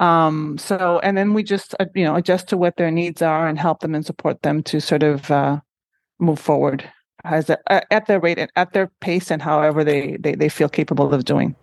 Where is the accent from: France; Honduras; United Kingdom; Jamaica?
Honduras; moved away as an adult; also born or lived in Syracuse, United States; now in Montreal, Canada; I am originally from Honduras